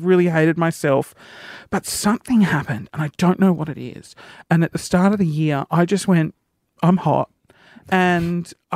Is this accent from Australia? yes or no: yes; Sydney, New South Wales, Australia; I grew up in Sydney